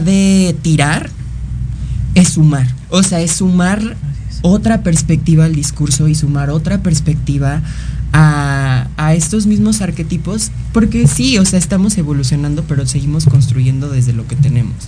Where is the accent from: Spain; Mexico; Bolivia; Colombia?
Mexico